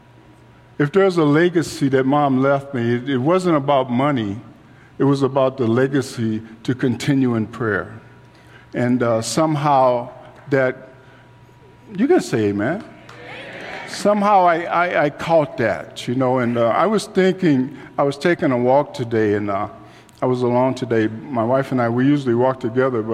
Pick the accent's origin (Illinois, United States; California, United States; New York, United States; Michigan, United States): Illinois, United States; Chicago; I grew up in Chicago, and I was out in the streets